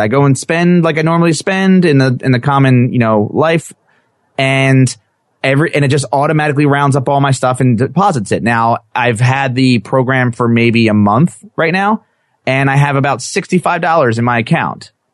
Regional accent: New Jersey, United States; I'm from New Jersey

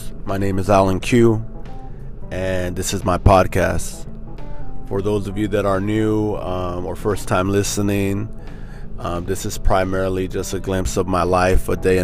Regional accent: Norwalk, United States; We grew up in Norwalk

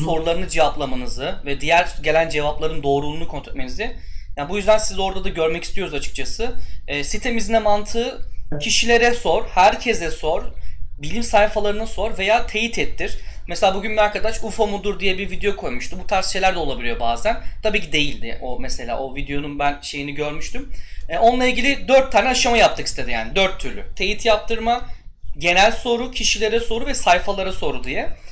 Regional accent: Turkey; moved away as an adult; now in Poland; ben galiba Polonya'da üçüncü falan Türk'üm, mühendis olarak çalışan.

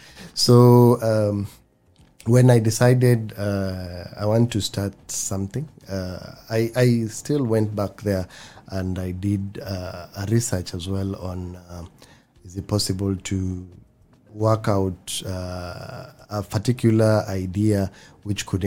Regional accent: Takaungu, Kilifi County, Kenya; also born or lived in Mombasa; I grew up in Takaungu. I was born here in Mombasa. Mm-hmm. And then we moved to Takaungu when I was 2 years old.

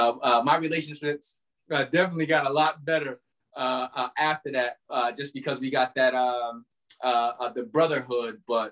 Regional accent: Albany, New York, United States; also born or lived in Charlotte; well, I'm from Albany. I've been in Albany my entire life

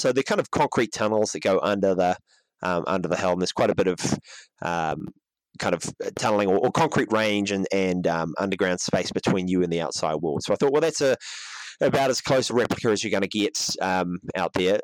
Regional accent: Auckland, New Zealand; in Auckland, my hometown

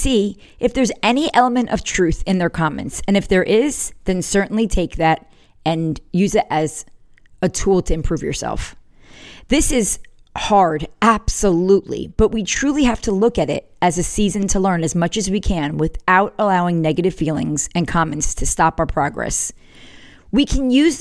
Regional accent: the North, Northern United States, United States; now in South Carolina, United States; I was from the North

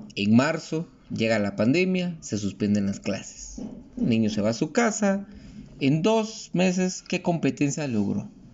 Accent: Guatemala; como guatemaltecos

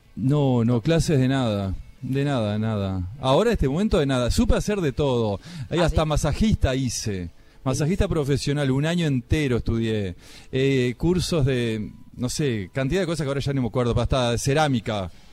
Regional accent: Maldonado, Uruguay; moved away; Soy el departamento Maldonado, pero Maldonado no es Punta

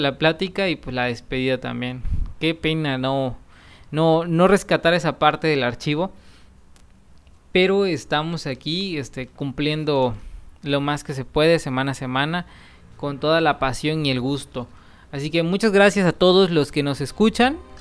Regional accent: Chiapas, Mexico; yo soy de Chiapas

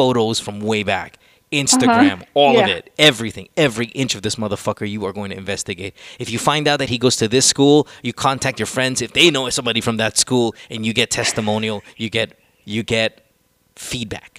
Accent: Central Luzon, Philippines; also born or lived in United States; I grew up in the province. I grew up in Bulacan, my dear. I went to La Salle

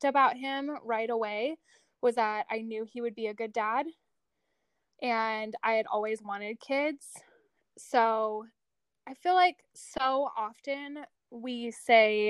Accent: Arizona, United States; moved away as an adult; also born or lived in New York; I grew up in Arizona. And I still live here

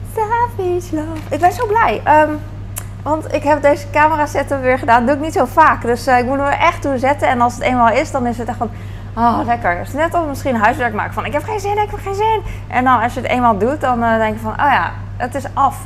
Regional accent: Netherlands; als Hollander

